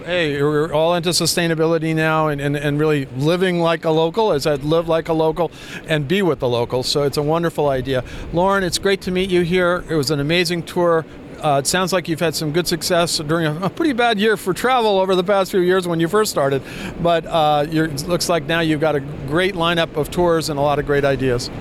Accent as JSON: {"language": "English", "region": "New York area", "country": "United States", "tie": "born or raised there", "said": "I'm I'm from New York area. I, I, grew up in the New York area"}